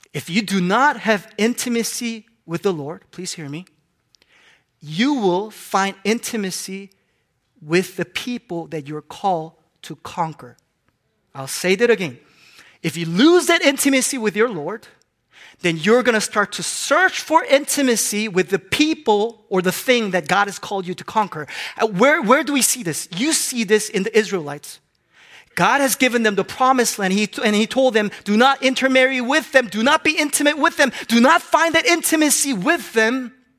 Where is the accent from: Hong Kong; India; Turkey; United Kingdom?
Hong Kong; moved away; I grew up in Hong Kong